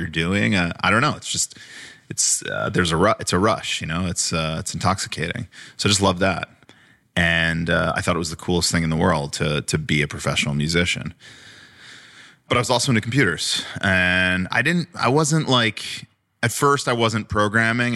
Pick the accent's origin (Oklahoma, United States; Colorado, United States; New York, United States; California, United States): New York, United States; Long Island; I grew up on Long Island